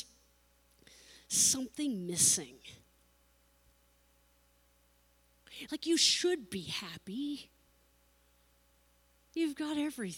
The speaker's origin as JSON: {"language": "English", "region": "California", "country": "United States", "tie": "born or raised there", "said": "I grew up in California in the ocean"}